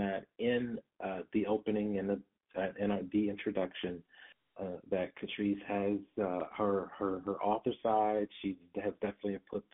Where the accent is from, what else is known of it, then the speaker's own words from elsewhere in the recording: Detroit, Michigan, United States; I come from Detroit and raised in the 80s and 90s, particularly